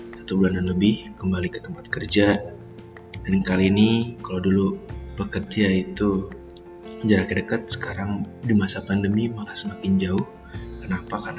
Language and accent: Indonesian; Tambun, West Java, Indonesia; ini saya kereta pertama dari Cikarang karena kan saya orang Tambun